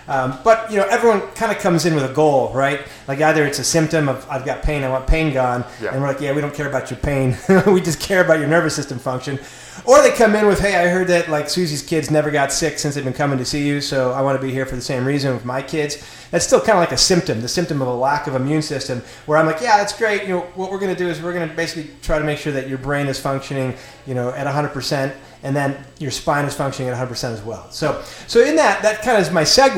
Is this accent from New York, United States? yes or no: yes; Lockport, New York, United States; now in Marietta, United States; I'm obviously from Buffalo area. I'm Lockport, New York. Lived here for 25 years